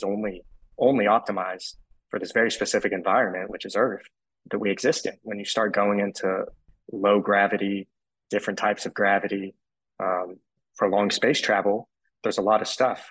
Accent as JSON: {"language": "English", "town": "Austin", "region": "Texas", "country": "United States", "said": "I'm from Austin, Texas"}